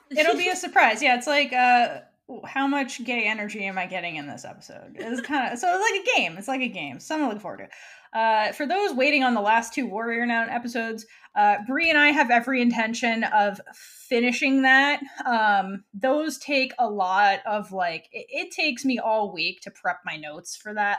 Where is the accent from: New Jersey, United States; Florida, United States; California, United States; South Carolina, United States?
Florida, United States; moved away; also born or lived in New York; home state of Florida. Um, It's not really my home state, but it's where I grew